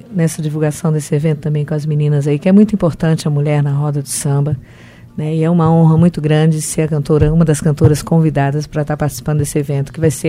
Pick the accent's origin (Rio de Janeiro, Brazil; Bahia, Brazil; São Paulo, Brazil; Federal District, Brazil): Rio de Janeiro, Brazil; Sou natural aqui do Rio de Janeiro.